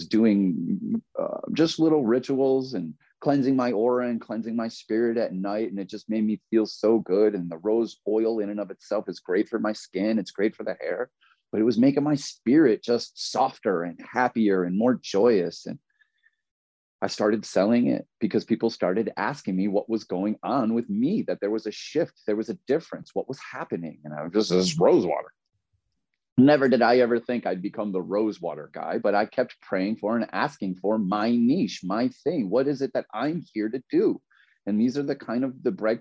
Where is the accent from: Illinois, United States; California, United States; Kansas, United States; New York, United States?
New York, United States; Grand Island; moved away as an adult; also born or lived in Myrtle Beach, South Carolina; I grew up in Buffalo, New York. Well, really Grand Island, but it's right in between Buffalo and Niagara Falls in Western New York